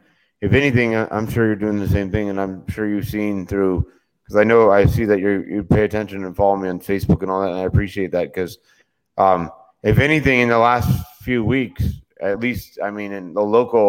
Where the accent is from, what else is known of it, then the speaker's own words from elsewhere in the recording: St. Petersburg, Florida, United States; now in Orlando, United States; born and raised in St. Pete